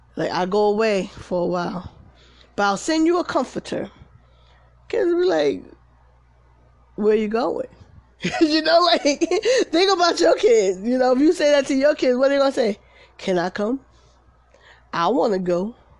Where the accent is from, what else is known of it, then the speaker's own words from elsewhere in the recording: Paterson, United States; moved away; I'm from Patterson, you know, fair east side